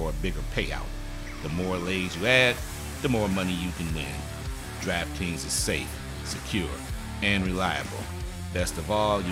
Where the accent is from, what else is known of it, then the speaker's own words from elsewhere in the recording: Detroit, Michigan, United States; I'm from Detroit